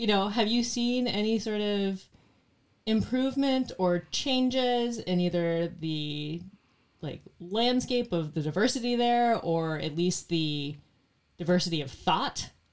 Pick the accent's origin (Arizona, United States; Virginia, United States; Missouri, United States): Arizona, United States; Phoenix; born or raised there